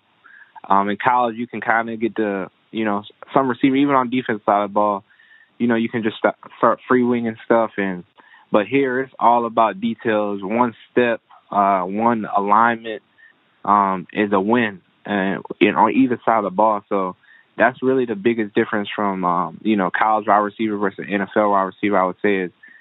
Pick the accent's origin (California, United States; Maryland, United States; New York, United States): Maryland, United States; moved away as an adult; now in Philadelphia, United States; I'm from Maryland